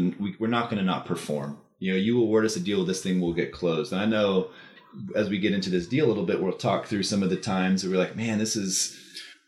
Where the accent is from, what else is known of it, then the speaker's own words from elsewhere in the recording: Austin, Texas, United States; I grew up in Texas, right? I grew up in Austin.